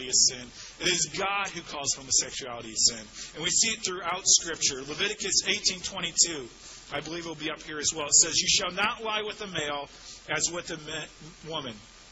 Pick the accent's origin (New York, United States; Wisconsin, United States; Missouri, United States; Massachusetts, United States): Missouri, United States; St. Louis; I grew up in St. Louis in the suburbs, West County